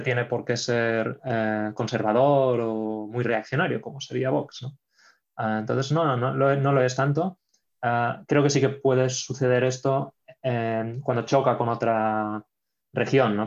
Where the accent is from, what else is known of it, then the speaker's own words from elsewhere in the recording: Catalonia, Spain; moved away; also born or lived in Poland; soy español, también soy catalán.